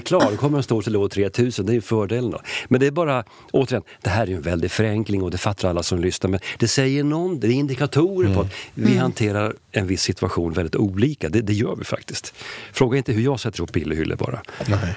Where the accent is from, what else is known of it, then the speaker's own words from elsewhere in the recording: Sweden; jag är ju svensk